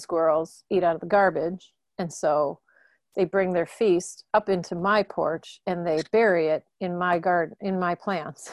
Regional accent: Milwaukee, Wisconsin, United States; I grew up in Milwaukee.

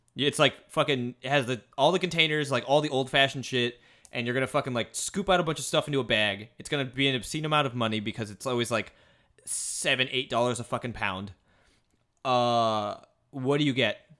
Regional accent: Midwest, United States; moved away; I'm from the Midwest.

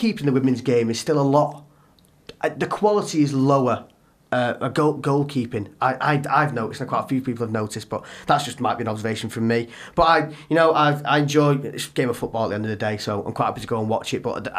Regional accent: Warrington, North West England, United Kingdom; I'm from Warrington, it's like a 30-odd minute drive

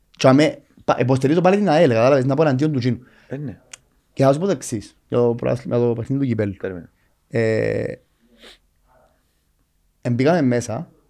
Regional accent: Cyprus; moved away as an adult; όταν έφυγα από την Κύπρο και πήγα στο εξωτερικό να δουλέψω

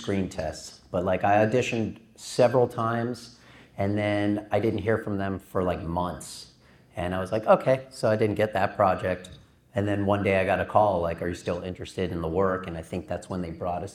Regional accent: the Valley, California, United States; born or raised there

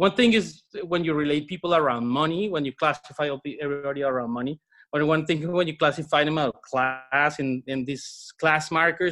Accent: Bogotá, Colombia; moved away; I'm originally from Colombia, from Bogota.

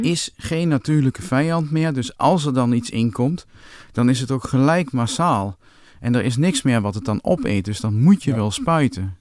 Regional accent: Winterswijk, Gelderland, Netherlands; toen ik jong was in Winterswijk

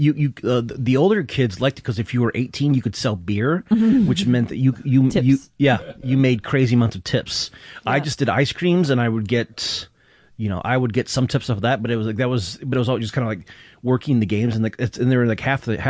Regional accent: Flint, Michigan, United States; growing up in Michigan

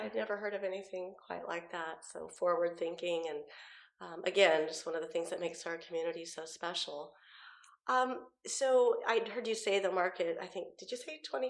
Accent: San Jose, California, United States; also born or lived in Washington peninsula; now in Washington, United States; I'm from San Jose, Campbell, California

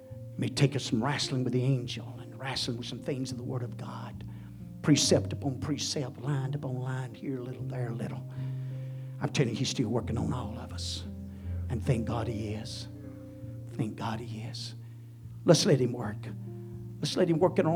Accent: United States

